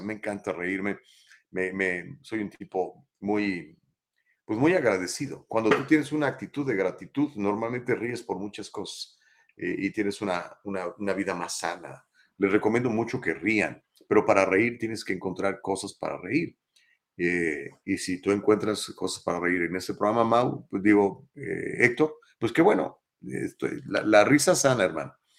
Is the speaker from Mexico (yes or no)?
yes; Mexico; accent: Mexican accent; now in United States; Perdón por mi acento gringo, Mexican accent